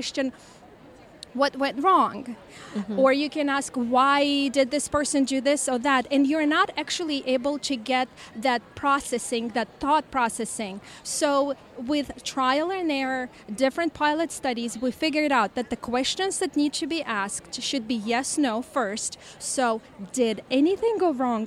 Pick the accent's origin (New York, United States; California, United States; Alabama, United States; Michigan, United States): California, United States; I'm from California